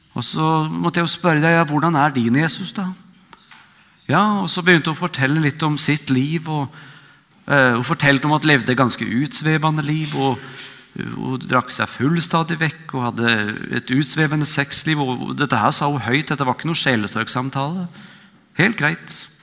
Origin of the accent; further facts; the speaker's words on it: Vestfold, Norway; moved away as an adult; also born or lived in Oslo; now in Nærbø, Norway; Jeg er fra Vestfold, men bor nå på, på Nærbø